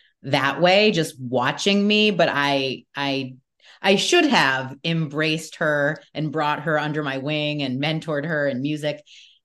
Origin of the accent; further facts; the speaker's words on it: Newport Beach, California, United States; So I grew up in Newport Beach, California, and I listened to, I guess it would be considered alternative, music. I grew up in the 80s and the 90s.